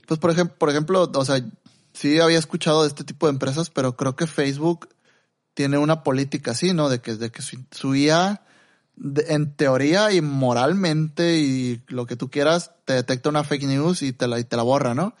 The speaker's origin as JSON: {"language": "Spanish", "country": "Mexico", "said": "los dos somos mexicanos"}